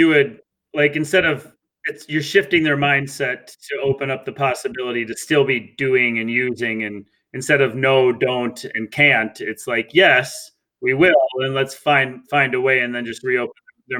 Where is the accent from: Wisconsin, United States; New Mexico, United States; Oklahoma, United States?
Wisconsin, United States; northern; now in Minnesota, United States; I'm from Wisconsin. I'm from the north, though.